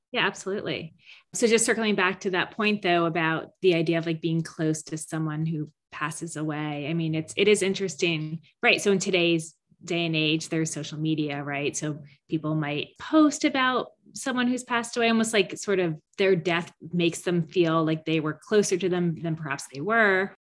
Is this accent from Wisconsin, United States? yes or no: no; Mendham, New Jersey, United States; now in Boston, United States; Mendham, New Jersey, my hometown